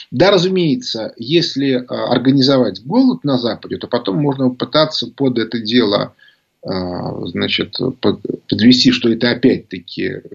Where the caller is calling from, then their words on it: Penza, Penza Oblast, Russia; Откуда вы? Пензы я же сказал.